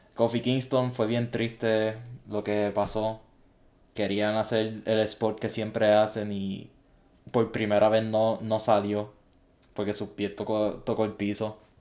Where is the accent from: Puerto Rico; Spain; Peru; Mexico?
Puerto Rico; siendo puertorriqueño